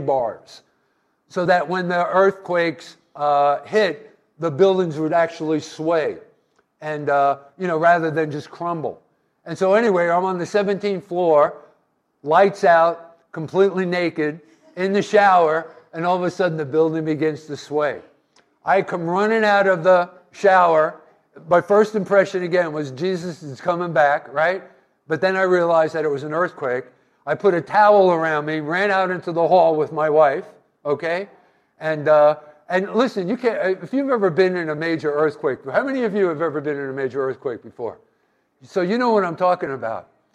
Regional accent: East Coast, United States; moved away as an adult; also born or lived in Anchorage, Alaska; I was from the East Coast

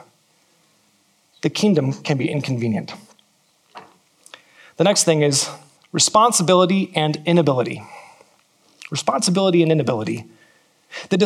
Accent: California, United States; now in New Zealand; I'm from California

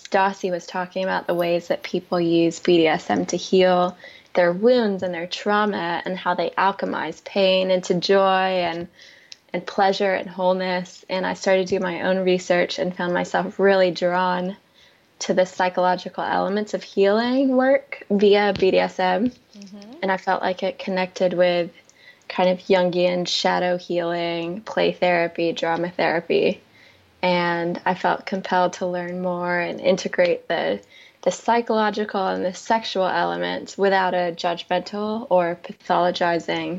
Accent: North Carolina, United States; moved away as an adult; now in California, United States; I grew up in North Carolina, and it was a really big move to California

